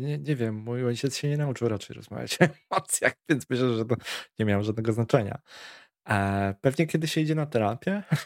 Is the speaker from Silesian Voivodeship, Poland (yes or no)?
no; Warsaw, Masovian Voivodeship, Poland; u nas na Bielanach